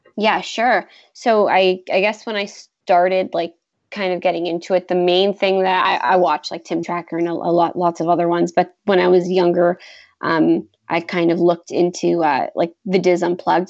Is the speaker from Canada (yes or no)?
yes; Toronto, Ontario, Canada; I'm from Toronto